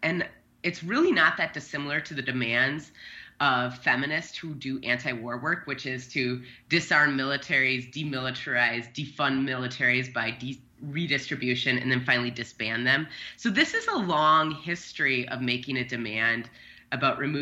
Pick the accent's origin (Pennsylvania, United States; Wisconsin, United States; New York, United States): Wisconsin, United States; now in Minnesota, United States; my hometown in the highest unemployed county in Wisconsin with 1,200 people